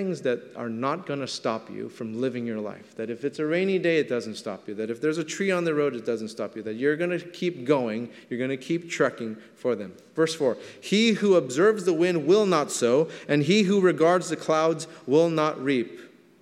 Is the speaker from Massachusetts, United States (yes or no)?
no; Southern California, United States; I grew up in Southern California.